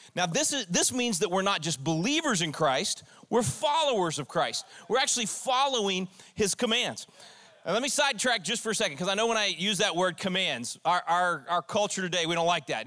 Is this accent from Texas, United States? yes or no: yes; Texas, United States; I'm a Texan